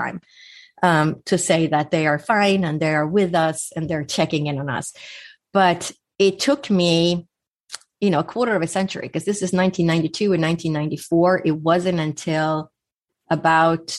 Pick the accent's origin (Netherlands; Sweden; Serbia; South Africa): Sweden; moved away; growing up in Sweden, I would spend my summers on an island with no electricity or running water